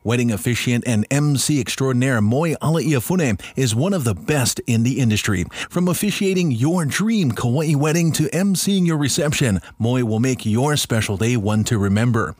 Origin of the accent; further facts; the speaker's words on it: Kauai, Hawaii, United States; also born or lived in Oahu; I was born here on Kauai.